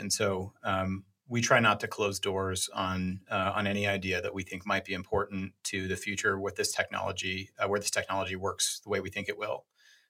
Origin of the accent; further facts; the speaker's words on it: New York, United States; Yeah, well, so I'm from New York. I had no idea of anything going on the West Coast.